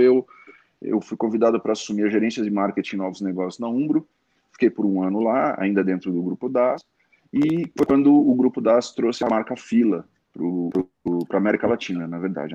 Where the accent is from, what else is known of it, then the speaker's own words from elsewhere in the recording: Santos, São Paulo, Brazil; moved away as an adult; eu nasci em Santos